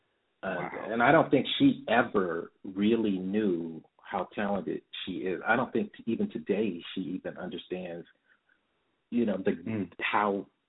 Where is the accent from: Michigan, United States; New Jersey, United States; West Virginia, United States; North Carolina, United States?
Michigan, United States; Detroit; growing up in Detroit in the late 70s and 80s and early 90s